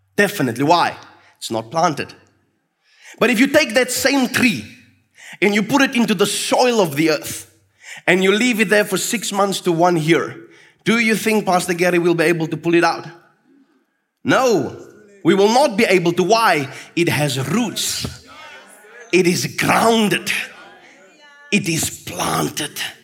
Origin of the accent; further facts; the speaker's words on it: Fraserburg, Northern Cape, South Africa; where I grew up in Fraserburg with my father